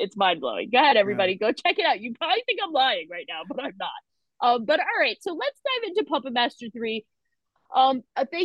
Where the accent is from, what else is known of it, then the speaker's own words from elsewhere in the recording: New York area, United States; I grew up in the New York area